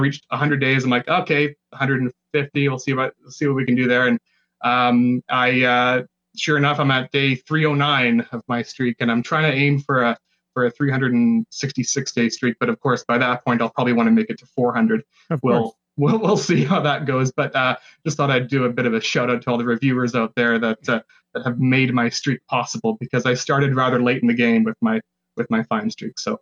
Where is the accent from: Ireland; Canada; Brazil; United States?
Canada; Burnaby, British Columbia; also born or lived in Vancouver; I'm from Burnaby, British Columbia. I was born in Vancouver, and then I made the long move out to Burnaby